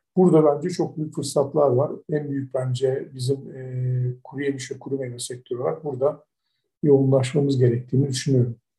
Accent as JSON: {"language": "Turkish", "country": "Turkey", "said": "biz de Türkler olarak"}